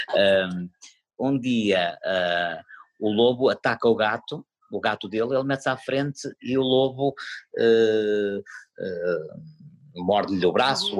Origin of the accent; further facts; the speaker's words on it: Paredes de Coura, Norte, Portugal; moved away as an adult; now in Porto, Portugal; faço aquilo na minha terra